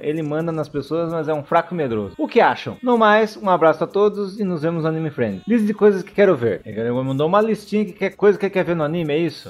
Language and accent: Portuguese; São Paulo, Brazil; sou de Várzea Paulista, São Paulo